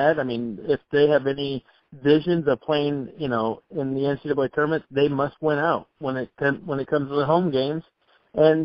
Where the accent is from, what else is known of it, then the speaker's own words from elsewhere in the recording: Moline, Illinois, United States; moved away as an adult; also born or lived in Iowa / Danville, Illinois; now in Eastern Illinois, United States; growing up in Moline